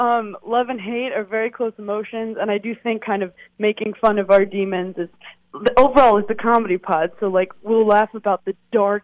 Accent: New York City, New York, United States; I'm actually from Brooklyn originally

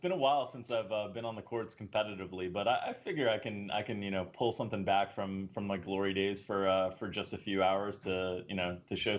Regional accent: Florida, United States; I grew up in Florida.

